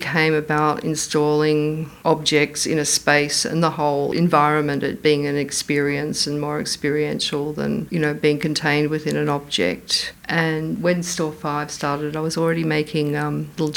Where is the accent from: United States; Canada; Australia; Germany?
Australia; Frankston, Victoria; when I was a child growing up in Frankston